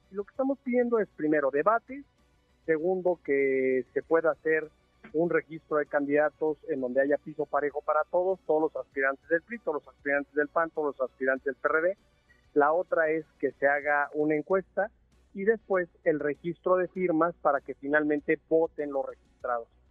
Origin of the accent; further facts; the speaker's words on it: Mexico; todos somos mexicanos